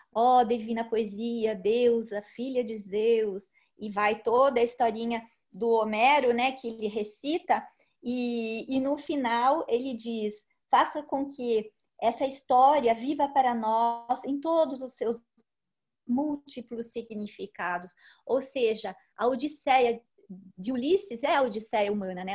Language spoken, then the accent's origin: Portuguese; Socorro, São Paulo, Brazil; moved away; also born or lived in France; Eu moro aqui em Socorro, no interior de São Paulo, onde nasci, depois vivi um tempo fora daqui, em São Paulo e depois na França